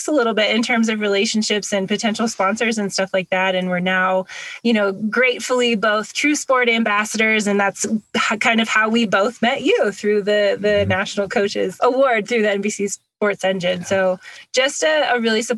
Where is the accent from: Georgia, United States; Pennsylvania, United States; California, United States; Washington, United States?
Washington, United States; born or raised there; also born or lived in Hawaii